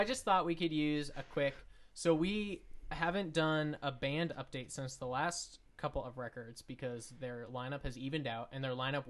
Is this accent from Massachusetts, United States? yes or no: no; Anaheim, California, United States; I grew up in Anaheim.